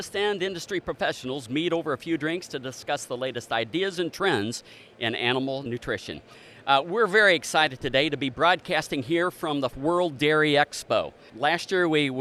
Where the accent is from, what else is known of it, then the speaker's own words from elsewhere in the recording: Preble County, Ohio, United States; I grew up in Preble County, Ohio, which is also on the Indiana border